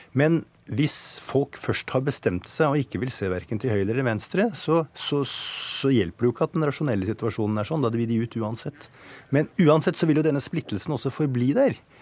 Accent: Norway; jeg som nordmann

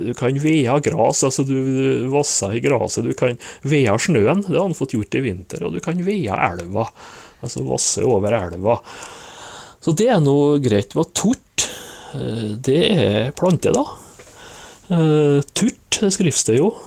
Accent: Møre og Romsdal, Norway; som nordmøring så bør det nå være bra hjemme her

